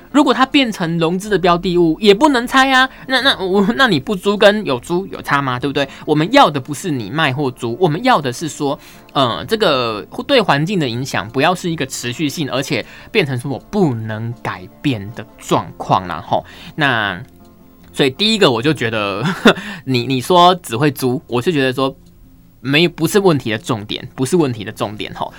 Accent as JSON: {"language": "Chinese", "region": "Pingtung County", "country": "Taiwan", "tie": "born or raised there", "said": "我家乡屏东"}